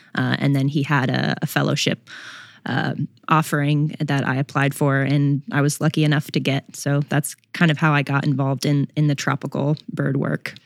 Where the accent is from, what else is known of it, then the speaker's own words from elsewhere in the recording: Florida, United States; moved away as an adult; now in Louisiana, United States; I grew up in Florida